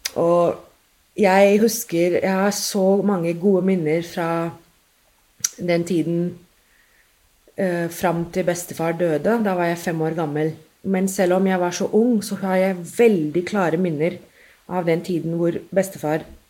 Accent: Mumbai, Maharashtra, India; first language English; Norwegian is a second language; moved away as an adult; also born or lived in London, United Kingdom; now in Norway; Jeg ble født i India og har egentlig bodd der eh, helt til jeg flytta til England for å ta masteren min der. Men jeg vokste jo opp

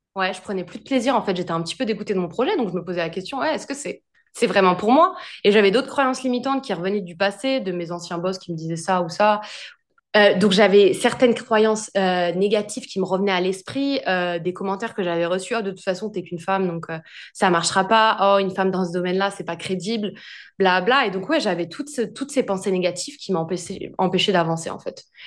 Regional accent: France; moved away as an adult; also born or lived in Australia; now in London, United Kingdom

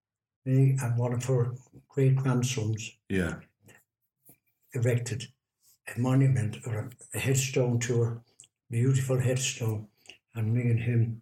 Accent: Dublin, Leinster, Ireland; now in Rochdale, United Kingdom; I was born in Dublin.

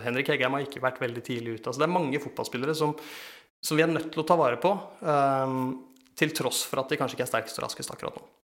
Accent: Eastern Norway, Norway; jeg kommer fra Østlandet

